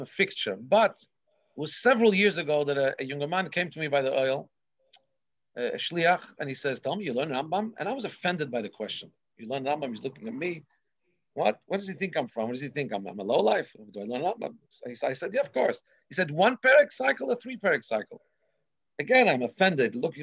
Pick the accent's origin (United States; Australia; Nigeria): Australia; Melbourne, Victoria; my grandfather's bookstore, Cantor's bookstore in Melbourne, Australia, where I grew up on St. Kilda Road